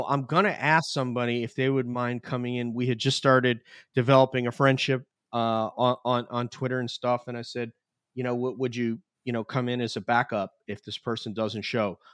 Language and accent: English; New York, United States; now in United Kingdom; my friends from hometown in New York